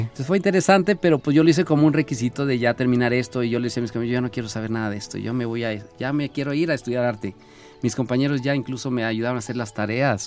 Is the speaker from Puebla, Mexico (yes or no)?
no; Fresnillo, Zacatecas, Mexico; moved away; mi ombligo se encuentra en una comunidad muy pequeña, a lo lejos de, ahí en el municipio de Fresnillo, Zacatecas. Se llama San Pedro de Ábrego, allá nací, nací creciendo, crecí sembrando maíz y frijol